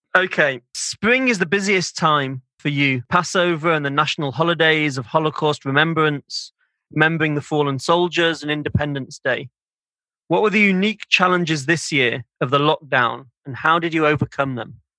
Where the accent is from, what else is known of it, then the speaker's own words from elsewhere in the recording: Manchester, North West England, United Kingdom; I grew up in Manchester in the north of England